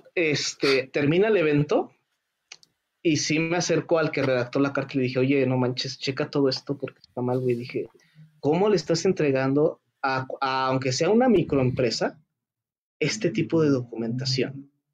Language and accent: Spanish; Mexico; no soy japonés, no soy asiático, soy 100% mexicano